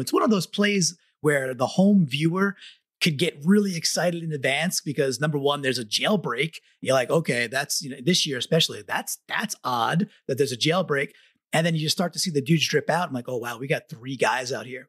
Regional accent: Long Island, New York, United States; now in Connecticut, United States; I grew up in Long Island.

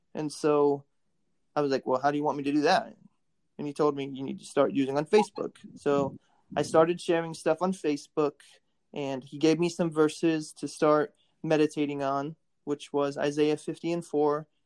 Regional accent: Warsaw, Indiana, United States; also born or lived in Kentucky; born in Warsaw, Indiana, and uh, I've uh, been in Indiana most of my life

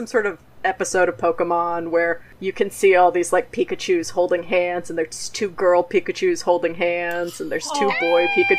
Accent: the South, United States; I grew up in the South, and it was dangerous to be gay.

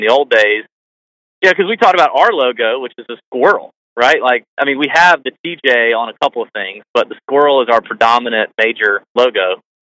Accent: Augusta, Georgia, United States; we're from Augusta, both of us born and raised in Augusta

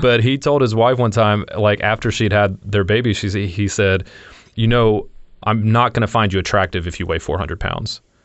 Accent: Louisiana, United States; now in Raleigh, United States; I lived in Louisi-, I grew up in Louisiana

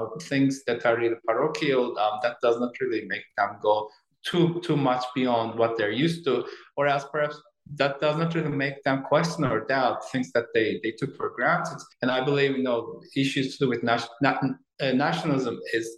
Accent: Turkey; moved away; I was born in Turkey in 1970s, and then I was a student at Boğaziçi University, as you said, in 1990s

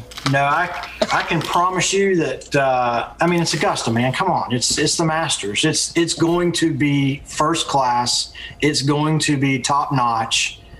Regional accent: England, United Kingdom; born there; also born or lived in Pensacola, Florida; So my father was in the military, and I was actually born in England, just outside of London.

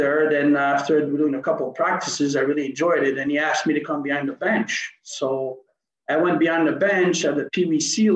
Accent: Montreal, Quebec, Canada; also born or lived in Switzerland; I'm a Montreal native. I grew up on the South Shore of Montreal.

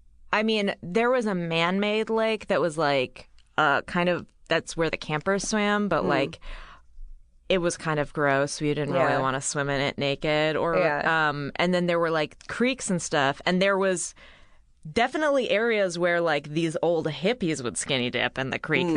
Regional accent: Bay Area, California, United States; I grew up in the Bay Area.

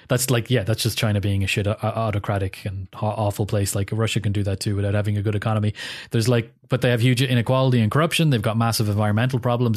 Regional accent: Ireland; as an Irish person

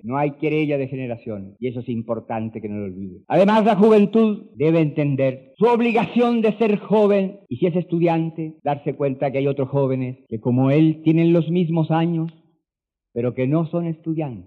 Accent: Chile; en mi país

